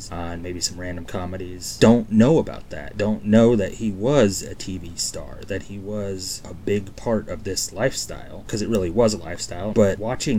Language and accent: English; Iowa, United States; I grew up in Iowa